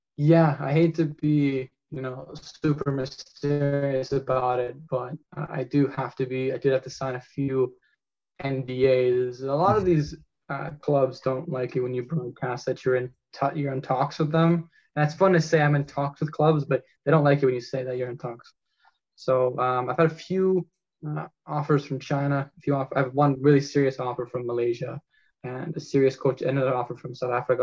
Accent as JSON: {"language": "English", "country": "Canada", "said": "as a Canadian"}